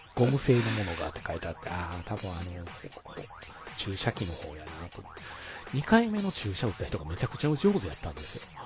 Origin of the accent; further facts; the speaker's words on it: Osaka, Japan; うちの地元、大阪の過疎地